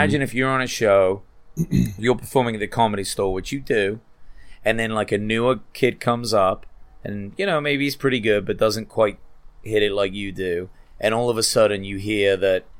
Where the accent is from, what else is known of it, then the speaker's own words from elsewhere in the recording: England, United Kingdom; I'm English